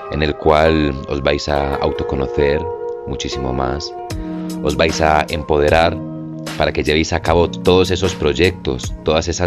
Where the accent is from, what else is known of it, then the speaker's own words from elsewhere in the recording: Madrid, Community of Madrid, Spain; moved away as an adult; also born or lived in Medellín, Colombia; now in Colombia; Yo nací en Colombia, en Medellín, en 1995. Eh, fui a España a vivir, a Madrid, y crecí toda mi vida allí. Y a los 19 años, por temas de la crisis, por temas de la universidad, decidí cambiar mi vida por completo y regresar